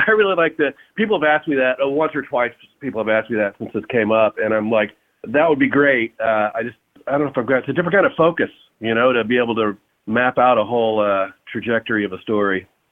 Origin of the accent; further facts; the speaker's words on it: Fort Worth, Texas, United States; I'm from Fort Worth